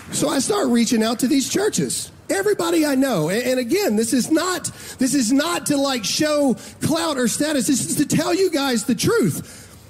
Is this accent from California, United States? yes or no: no; Mississippi, United States; I'm from Mississippi